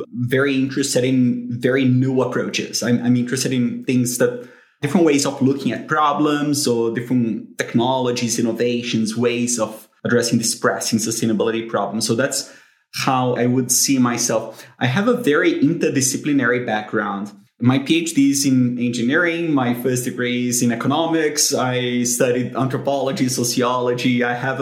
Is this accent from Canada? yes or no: no; Brazil; moved away as an adult; now in United Kingdom; because of the way that I was brought up, I'm from Brazil